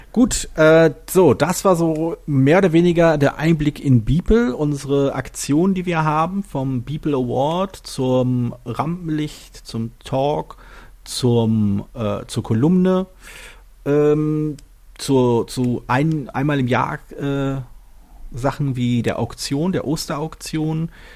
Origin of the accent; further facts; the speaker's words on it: Berlin, Germany; ich bin halt Berliner äh, und, und zwar halt geborener Berliner